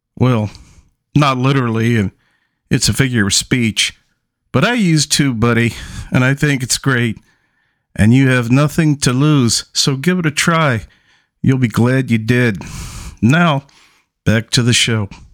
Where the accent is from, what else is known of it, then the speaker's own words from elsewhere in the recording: New York City, New York, United States; I grew up in Brooklyn in one of the roughest parts